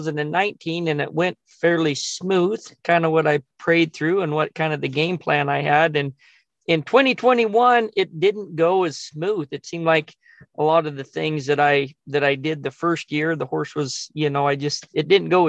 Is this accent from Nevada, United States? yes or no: yes; Nevada, United States; I was born in Nevada, and my dad managed a big million and a quarter acre ranch at the Winecup Gamble Ranch there, kind of in the northeast corner of of Nevada, and yeah, got to be raised around a lot of really good cowboys